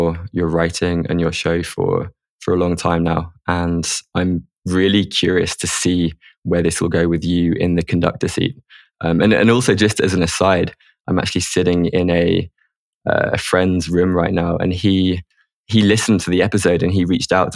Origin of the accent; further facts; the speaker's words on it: England, United Kingdom; moved away; also born or lived in Spain; growing up in England as a guy